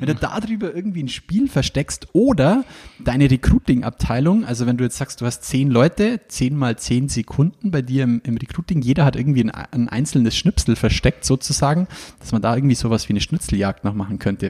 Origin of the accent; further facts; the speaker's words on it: Ingolstadt, Bavaria, Germany; wo ich her bin. Und ich sage Ingolstadt